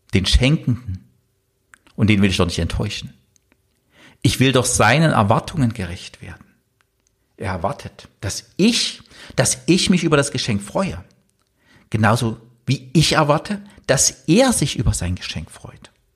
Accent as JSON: {"language": "German", "region": "East Germany", "country": "Germany", "tie": "born or raised there", "said": "ich bin im Osten aufgewachsen"}